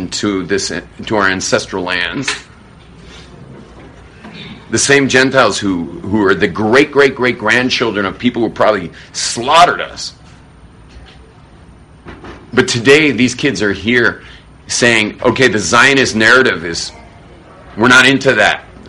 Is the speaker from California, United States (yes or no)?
yes; Los Angeles, California, United States; as a kid growing up in Hollywood.